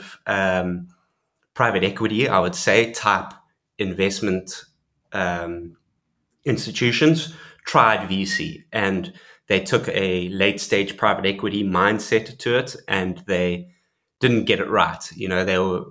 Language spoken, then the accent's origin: English; South Africa; being South African